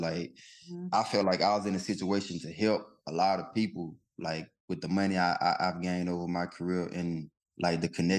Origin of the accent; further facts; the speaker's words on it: McComb, Mississippi, United States; Macomb, Mississippi, my hometown